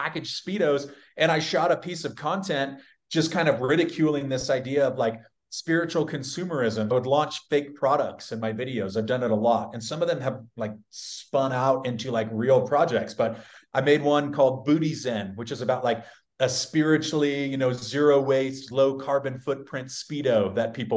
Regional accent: San Diego, California, United States; I'm from a very conservative city. I'm from San Diego.

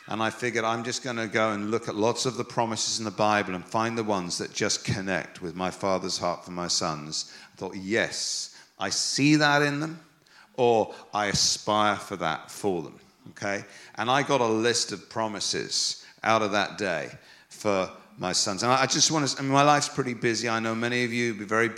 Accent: England, United Kingdom; I'm English

